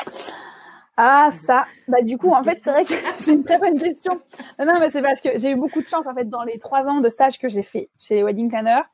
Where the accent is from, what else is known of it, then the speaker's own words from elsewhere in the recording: the West, western France, France; moved away as an adult; also born or lived in Angers / Bordeaux; now in Dijon, France; je suis originaire de l'Ouest